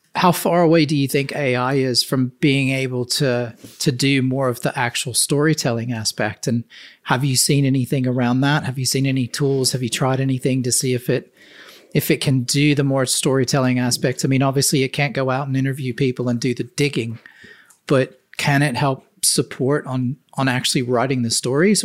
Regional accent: the South, United States; I grew up in the South and the U S

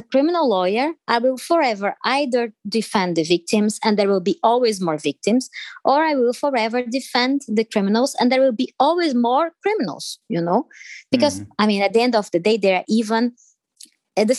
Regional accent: Brazil; first language Portuguese; English is a second language; moved away as an adult; I'm originally from Brazil

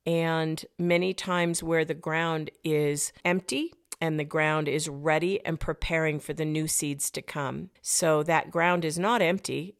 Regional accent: United States; I'm an American.

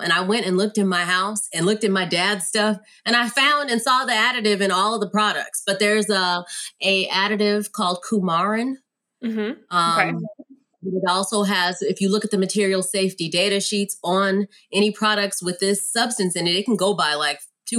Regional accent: San Antonio, Texas, United States; also born or lived in Germany; I was born in Germany. My dad was a soldier. We moved all around. I had friends of all races. I grew up primarily when I became of age and established my identity in San Antonio, Texas.

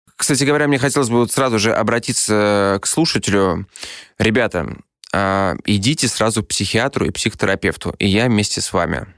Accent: Saint Petersburg, Russia; Я вырос на улицах Петербурга.

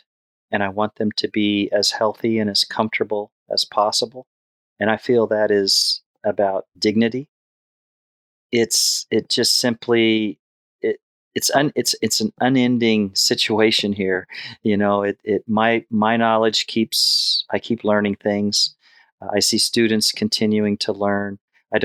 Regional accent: Oklahoma, United States; I was raised in Oklahoma and I was raised in a horse area.

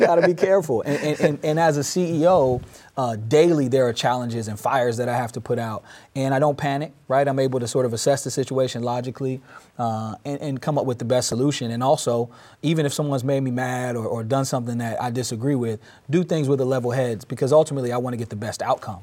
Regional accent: Durham, North Carolina, United States; moved away as an adult; now in Peoria, United States; I moved back to my hometown of North Carolina in twenty twelve in Durham

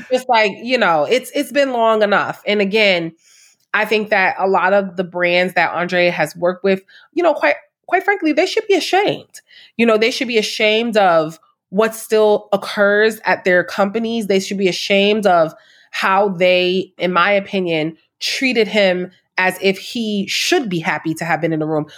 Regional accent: New York City, New York, United States; I'm from Harlem, born and raised

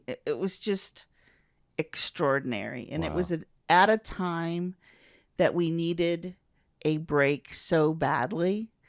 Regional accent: Tiffin, Ohio, United States; Tiffin, Ohio, which is Northwest Ohio.

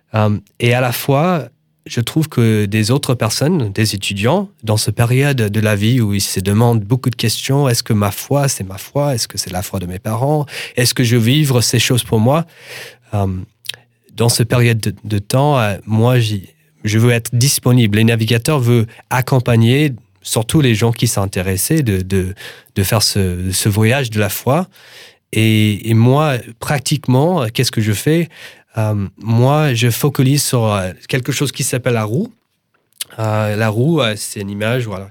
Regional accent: United States; French is a second language; now in France; je suis un Américain et, et, je vis en France

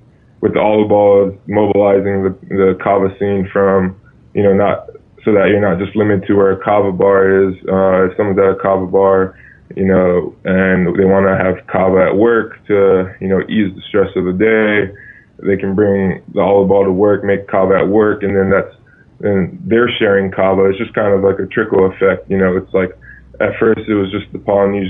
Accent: Hawaii, United States; I grew up in Hawaii and deep in my father's Tongan culture

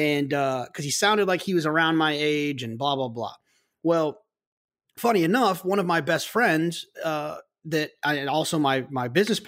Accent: Dallas-Fort Worth area, Texas, United States; Nick and I both are obviously from Texas. Nick from Houston, and I'm from the Dallas-Fort Worth area.

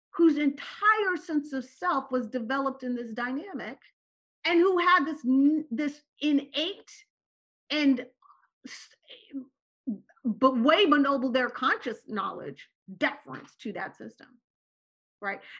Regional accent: Turkey; born there; also born or lived in Morocco / Syria; Okay, so I was born in Turkey. I lived in Morocco and Syria.

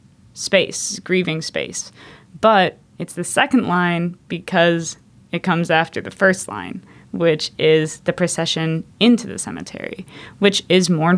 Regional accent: Minneapolis, Minnesota, United States; I'm from Minneapolis, Minnesota

